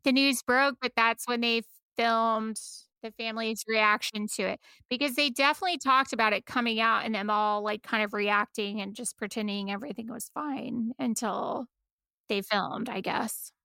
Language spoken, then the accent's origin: English; United States; we're all American